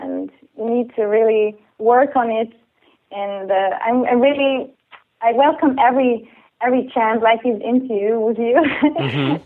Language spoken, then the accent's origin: English; Switzerland; also born or lived in Canada / London